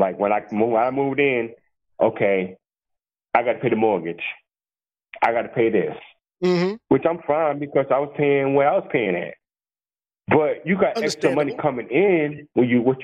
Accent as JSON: {"language": "English", "region": "New York", "country": "United States", "also_born_or_lived": "Atlanta", "moved": "yes", "said": "I'm originally from New York"}